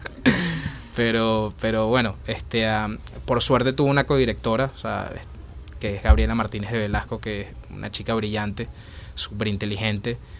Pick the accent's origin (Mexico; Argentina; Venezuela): Venezuela; Caracas, Capital District; moved away as an adult; now in Spain; yo nací y crecí en Caracas, Venezuela, y por la situación de, Venezuela me tuve que venir en el 2016 este, para España